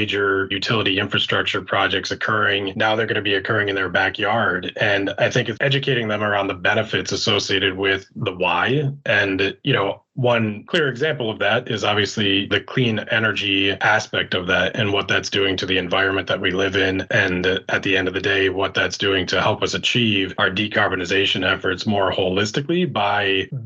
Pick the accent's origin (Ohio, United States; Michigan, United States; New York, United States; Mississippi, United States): New York, United States; upstate; moved away; my hometown